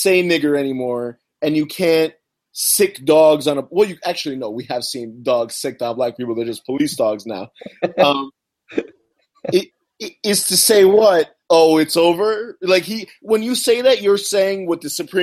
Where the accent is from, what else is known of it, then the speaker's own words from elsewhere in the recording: United States; I'm an American